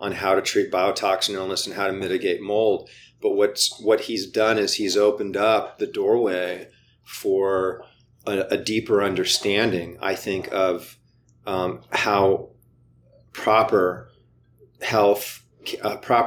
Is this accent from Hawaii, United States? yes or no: yes; Hawaii, United States; moved away; I grew up in Hawaii, right? So I go a couple times a year to go visit my family.